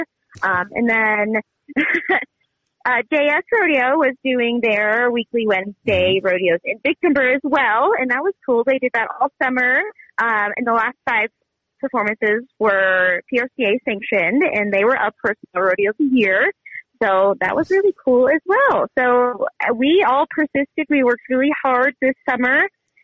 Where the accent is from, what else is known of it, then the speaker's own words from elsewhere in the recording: near the Bridger Mountains, Montana, United States; growing up near the Bridgers, I actually started skiing once I was four.